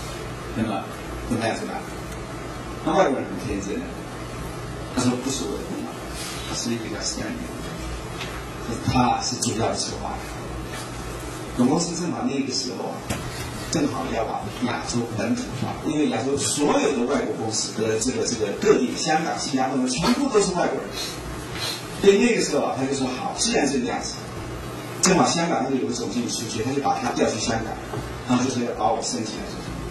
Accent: Taiwan; 我是台湾人，我知道我的市场，我知道我的顾客，我懂得他们的语言。

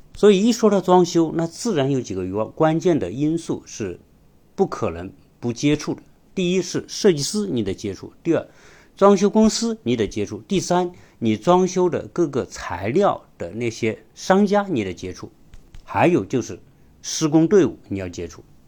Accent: China; 我们中国人

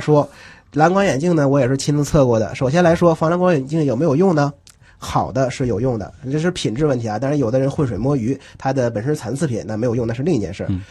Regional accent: Northeast China, China; moved away as an adult; now in Shanghai, China; 因为像我是东北人，从小听二人转比较多

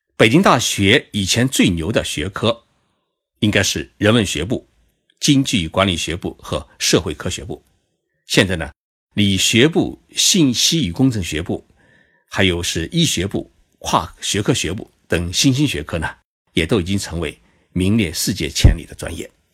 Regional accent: China; now in Tokyo, Japan; 在东京给各位讲述日本故事。 在我们中国人的心目当中

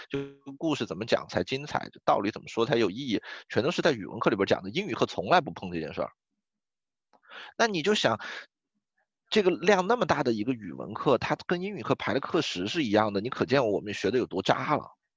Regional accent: China; 我们是个中国人

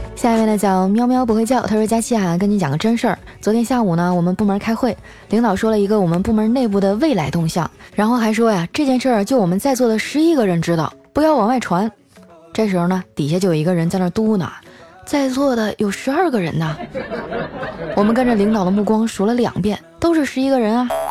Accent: Northeast China, China; accent: Northeastern; 我们东北话

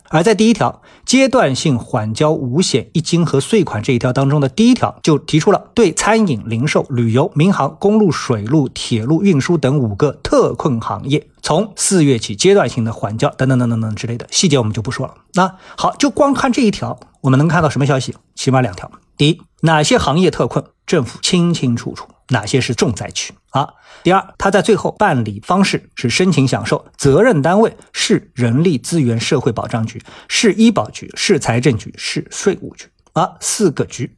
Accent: Shanghai, China; 作为一个上海人

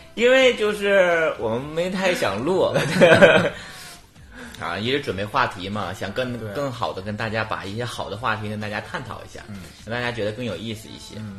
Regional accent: Liaoning, China; accent: Liaoning; 辽宁口音还可以

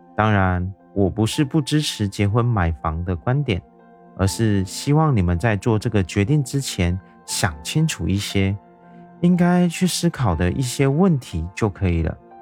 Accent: Taiwan; 我是一位来自台湾的小哥哥

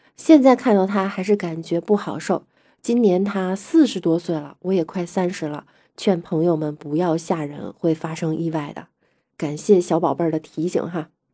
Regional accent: Beijing, China; 我们北京人可真不是故意吹牛

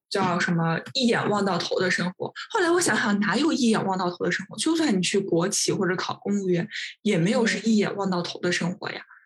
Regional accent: China; moved away as an adult; now in Sweden; 我周围的同事，他们就是虽然是，都是瑞典人，就我一个中国人

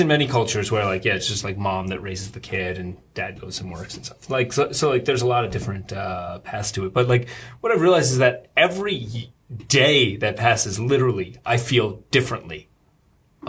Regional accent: Rockland County, New York, United States; moved away as an adult; now in Shanghai, China; I grew up in uh, uh, Rockland County. It's like suburbs of New York.

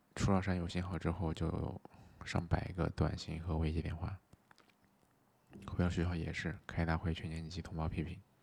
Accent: Xinjiang, China; now in Chengdu, China; 我本身也是新疆的

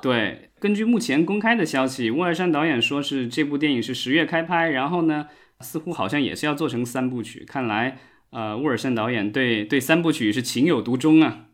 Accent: Jiangxi, China; 我家乡江西的龙虎山

